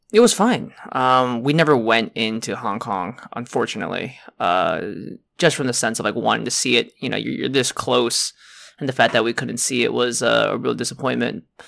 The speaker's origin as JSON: {"language": "English", "country": "United States", "said": "in China, I'm American."}